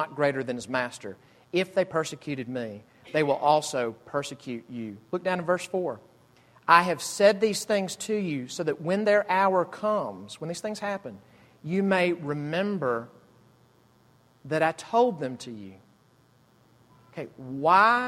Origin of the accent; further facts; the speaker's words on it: Jackson, Mississippi, United States; now in Greenville, United States; my hometown, Jackson, Mississippi